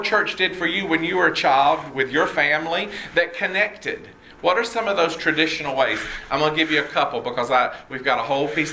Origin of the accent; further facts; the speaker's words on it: Red Oak, Georgia, United States; I grew up in Red Oak, Georgia.